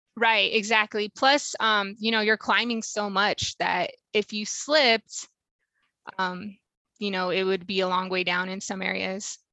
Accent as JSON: {"language": "English", "region": "Washington", "country": "United States", "said": "I'm from Washington State"}